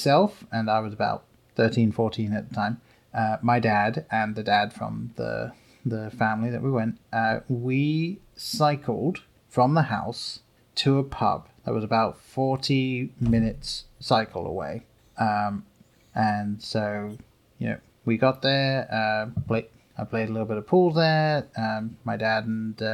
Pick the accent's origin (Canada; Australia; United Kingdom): United Kingdom; England; Growing up in England